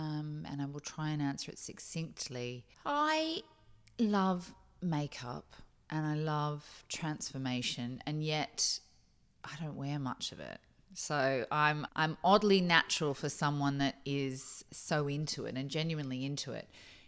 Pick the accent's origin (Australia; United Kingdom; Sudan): Australia; also born or lived in Boston, United States; I grew up in America, in Boston, for my early years. And so I can spy your car. And then I moved back here, you know, as a young teenager. And so I guess I had a classic Australian 80s life